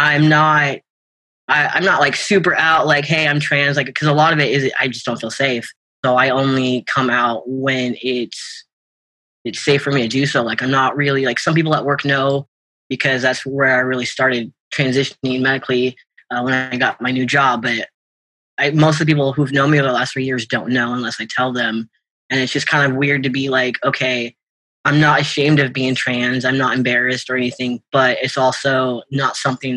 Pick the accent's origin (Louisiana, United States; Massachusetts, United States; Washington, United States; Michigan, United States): Washington, United States; I grew up in Washington. I grew up about half an hour south of Seattle.